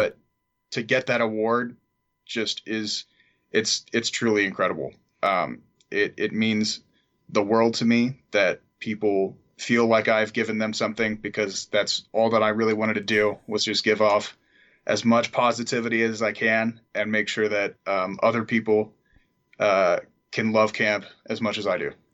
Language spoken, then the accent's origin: English; San Marino, California, United States; I'm from San Marino, California, so right next to Pasadena